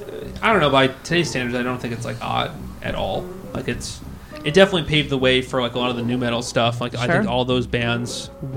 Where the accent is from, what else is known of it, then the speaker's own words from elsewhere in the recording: Connecticut, United States; I grew up in Connecticut